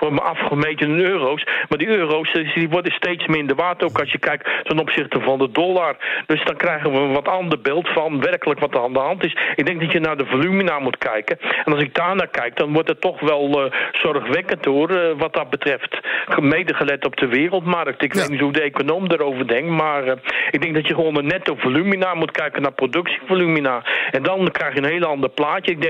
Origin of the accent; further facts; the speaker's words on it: Amsterdam, North Holland, Netherlands; born there; ik ben zelf Nederlander, geboren in Amsterdam.